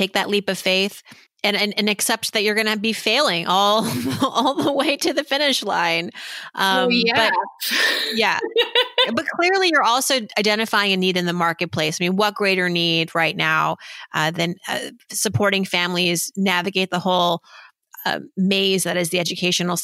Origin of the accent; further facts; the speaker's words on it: New York, United States; moved away as an adult; now in New Jersey, United States; as a New Yorker